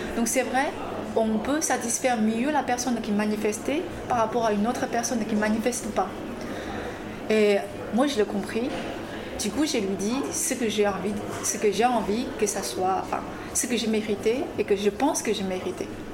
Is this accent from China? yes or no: yes; China; French is a second language; moved away as an adult; also born or lived in Grenoble, France; now in France; je suis une chinoise